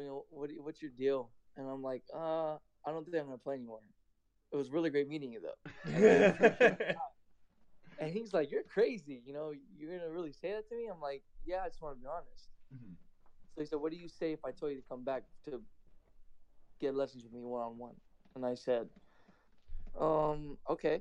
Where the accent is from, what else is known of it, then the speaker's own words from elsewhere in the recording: California, United States; I'm from California. I currently live in Burbank